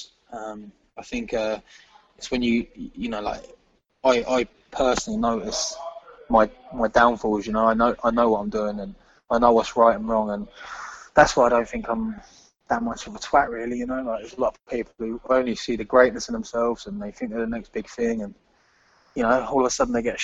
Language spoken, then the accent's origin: English; England, United Kingdom; obviously I'm English